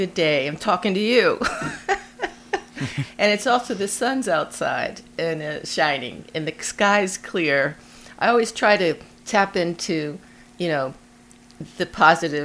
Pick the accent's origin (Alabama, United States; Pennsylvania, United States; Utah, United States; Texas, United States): Pennsylvania, United States; Philadelphia; moved away as an adult; also born or lived in Woodstock, New York / Seattle; I'm originally from Philadelphia and currently living in Philadelphia, returning to Philadelphia after having not lived here for, like a long time, over 30 years.